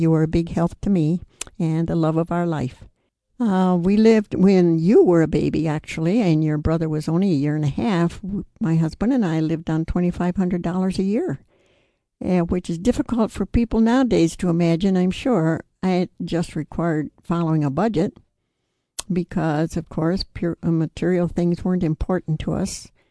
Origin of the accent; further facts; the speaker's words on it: New York, United States; I grew up in New York State